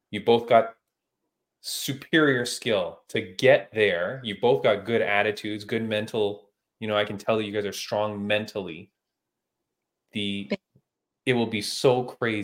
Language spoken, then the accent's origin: English; Toronto, Ontario, Canada; Toronto, which is, you know, my hometown